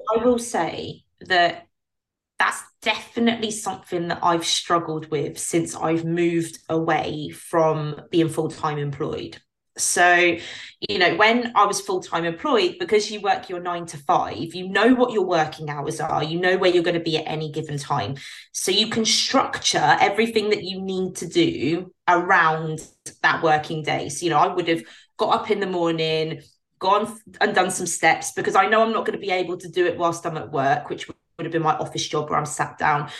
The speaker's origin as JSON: {"language": "English", "country": "United Kingdom", "said": "as a British pro"}